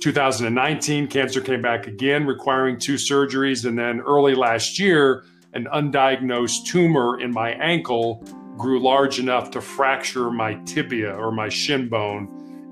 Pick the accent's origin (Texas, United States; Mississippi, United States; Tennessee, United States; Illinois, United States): Illinois, United States; Chicago; I was born and raised in Chicago, Illinois